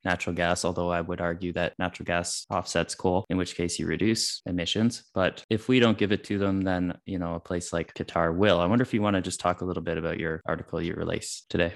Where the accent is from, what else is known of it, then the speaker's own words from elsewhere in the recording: Canada; as a Canadian